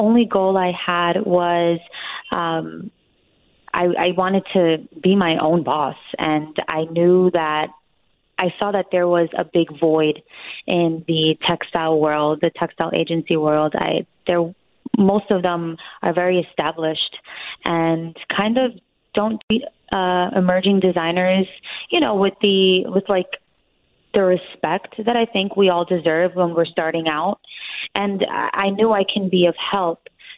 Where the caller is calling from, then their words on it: New York, United States; I'm calling from New York, and I'm 26 years old. I run a fabric agency here in Midtown, New York.